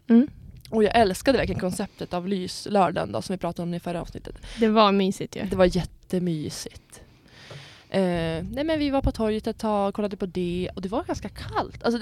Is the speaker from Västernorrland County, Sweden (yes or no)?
yes; Sundsvall, Västernorrland County, Sweden; moved away; nu när vi var hemma i Sundsvall